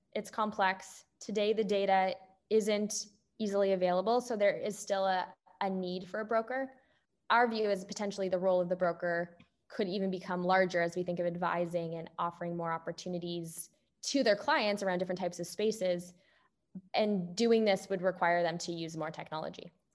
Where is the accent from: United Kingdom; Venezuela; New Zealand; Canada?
Canada; moved away as an adult; also born or lived in Toronto; now in Bay Area, United States; I'm Canadian